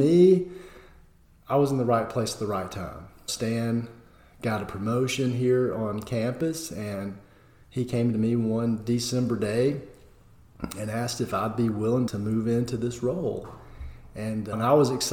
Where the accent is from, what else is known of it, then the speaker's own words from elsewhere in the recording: Concord, Georgia, United States; moved away as an adult; also born or lived in Barnesville, Georgia / Valdosta, Georgia / Kentucky; now in Athens, Tennessee, United States; I was born and raised in Concord, Georgia, which is in Pike County